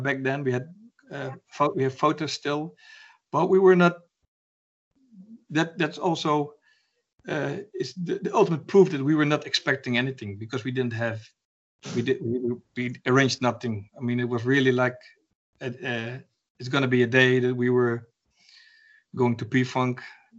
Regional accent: Arnhem, Gelderland, Netherlands; my hometown, Arnhem

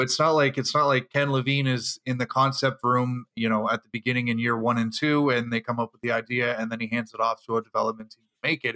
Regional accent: Canada; I'm the Canadian

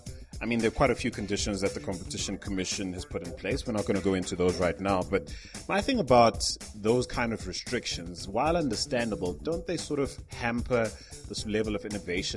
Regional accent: Zimbabwe; there's a lot to love about Zimbabwe, and I'm not just saying that because it's my home country.

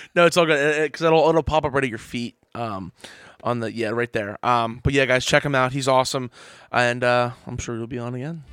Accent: Trenton, New Jersey, United States; I grew up in Trenton, New Jersey

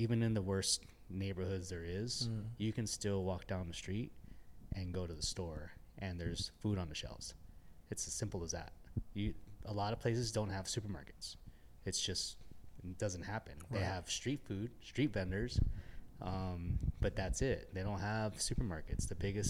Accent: Los Angeles, California, United States; also born or lived in Austin / Kansas / South Korea / Japan; I moved here from Austin, Texas. I'm originally from Los Angeles. I lived in Kansas.

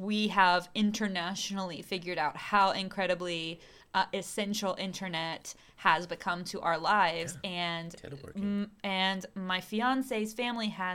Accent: the South, United States; now in Chile; I'm from the South. From the less rich places of the U.S.

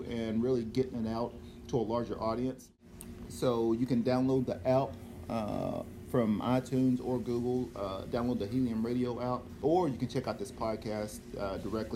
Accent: Cleveland, Tennessee, United States; moved away; back home in my hometown in Cleveland, Tennessee

